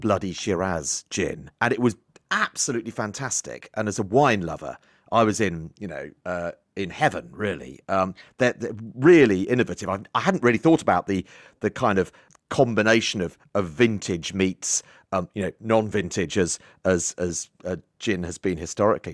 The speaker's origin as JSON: {"language": "English", "area": "Isle of Wight", "region": "South East England", "country": "United Kingdom", "tie": "born or raised there", "said": "I grew up on the Isle of Wight"}